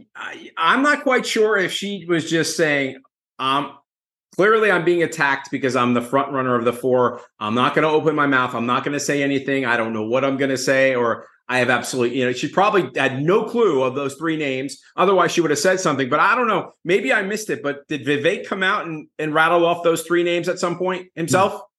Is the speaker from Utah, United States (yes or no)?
no; New Jersey, United States; I'm from Jersey